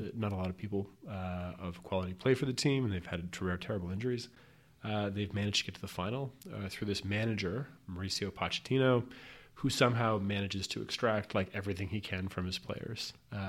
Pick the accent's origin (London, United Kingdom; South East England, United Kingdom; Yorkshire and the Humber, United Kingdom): London, United Kingdom; So I grew up in North London supporting this tiny club that I really enjoyed